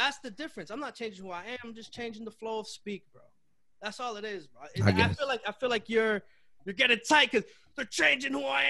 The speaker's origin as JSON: {"language": "English", "town": "Chelsea", "region": "Massachusetts", "country": "United States", "tie": "born or raised there", "said": "I'm from Chelsea, Mass, bro"}